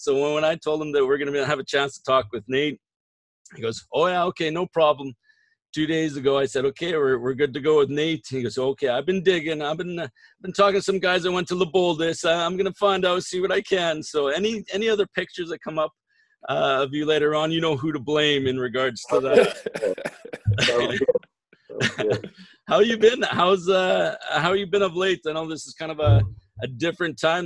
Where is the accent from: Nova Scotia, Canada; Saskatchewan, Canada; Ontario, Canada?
Saskatchewan, Canada; Saskatoon; now in Regina, Canada; I grew up in Saskatoon, and when I was going to university